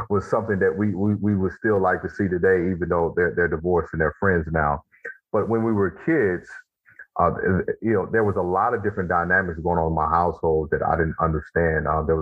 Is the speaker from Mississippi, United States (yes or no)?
yes; Mississippi, United States; I grew up in Mississippi